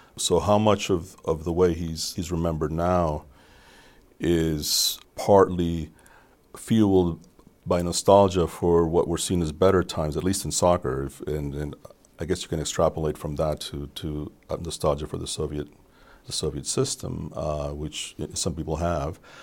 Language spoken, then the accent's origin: English; Colombia; moved away; I grew up in Colombia